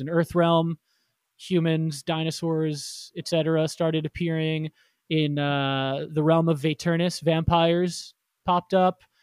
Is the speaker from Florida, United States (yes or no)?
yes; Florida, United States; I grew up in Florida